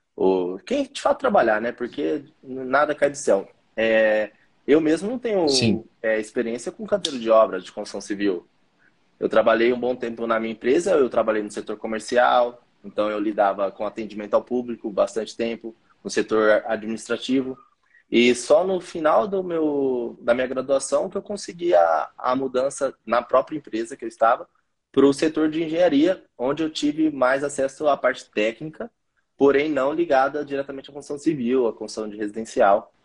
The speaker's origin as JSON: {"language": "Portuguese", "town": "Campinas", "region": "São Paulo", "country": "Brazil", "also_born_or_lived": "Hortolândia", "said": "Eu sou aqui, da, aqui de Campinas"}